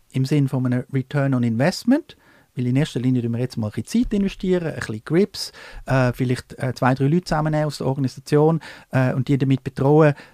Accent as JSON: {"language": "German", "country": "Switzerland", "said": "wollte ich als Schweizer wirklich jetzt weiterhin in, dem Fa in dieser Faxliga spielen"}